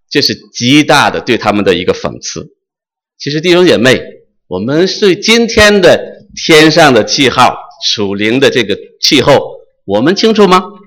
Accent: China; moved away; 我是生在红旗下，生在新中国，长在红旗下的一个彻头彻尾受无神论教育的这么一个人

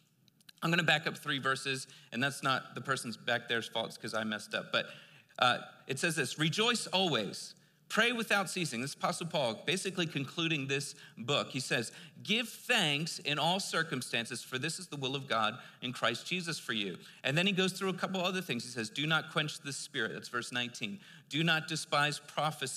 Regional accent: East Coast, United States; I'm from the East Coast

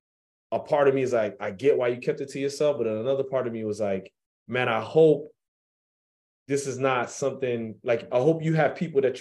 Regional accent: New York, United States; me growing up in New York

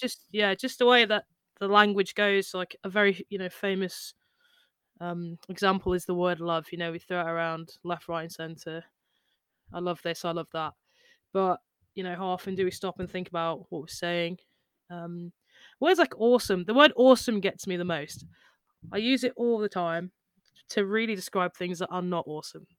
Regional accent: United Kingdom; we're just British

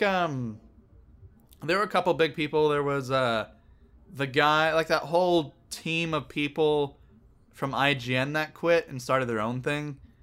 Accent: Northern California, United States; I'm from Northern California too

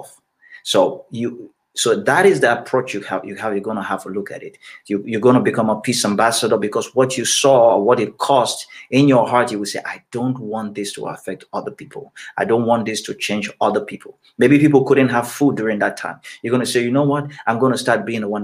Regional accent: Cameroon; I grew up in Cameroon

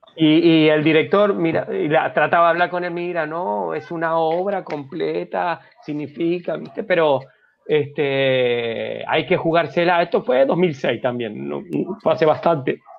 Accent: Argentina; moved away; Yo soy argentino, yo tenía, no me acuerdo, veintipico de años

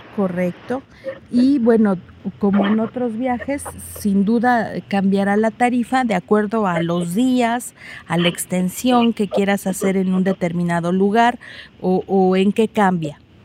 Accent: Mexico; un país distinto al de nosotros. Es diferente cuando uno sale de México

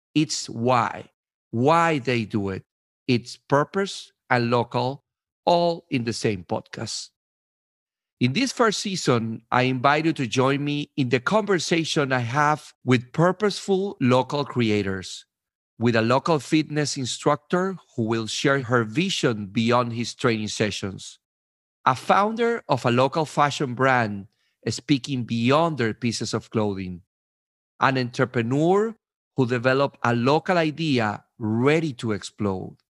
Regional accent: Venezuela; also born or lived in New York/New Jersey, United States; now in New Jersey, United States; I am originally from Venezuela, and I have been living in New York, New Jersey for the last seventeen years.

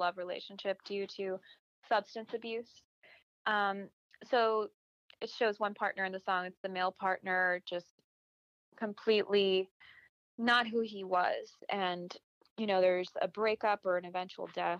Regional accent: Miami, Florida, United States; moved away; also born or lived in Los Angeles / Nashville; I was raised in Miami in a very bicultural environment.

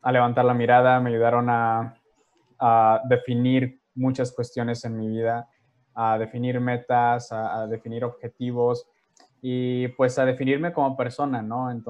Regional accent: Ciudad Obregón, Sonora, Mexico; also born or lived in Tijuana; Em, soy originario de Tijuana, Baja California, criado en la ciudad de Obregón, Sonora, durante siete años. De ahí, pues, básicamente mi vida ha sido ah, muy nómada, ¿no?

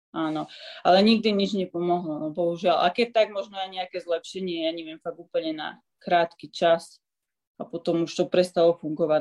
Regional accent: Slovakia; now in Switzerland; ostala som rok doma na Slovensku

